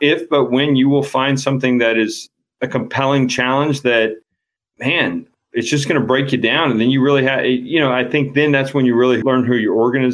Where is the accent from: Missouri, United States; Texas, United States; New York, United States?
Texas, United States; El Paso; moved away as an adult; now in St. Louis, United States; I grew up in Texas. I'm a West Texas guy